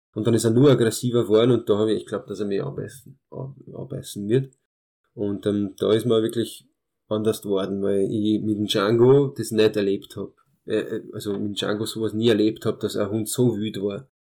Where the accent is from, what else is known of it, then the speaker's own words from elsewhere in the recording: Austria; first language Hungarian; German is a second language; also born or lived in Târgu Mureș, Romania; meinen ersten Geburtstag habe ich dann in Österreich gefeiert, war dann ein halbes Jahr, Jahr in, in Rumänien, in meinem Kindergarten, aber aufgewachsen bin ich da in Österreich und habe die österreichische Staatsbürgerschaft